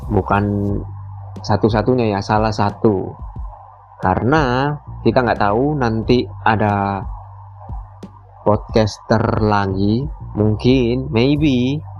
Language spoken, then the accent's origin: Indonesian; Muara Teweh, Central Kalimantan, Indonesia; gak bisa pulang lagi ke Muara TW kotaku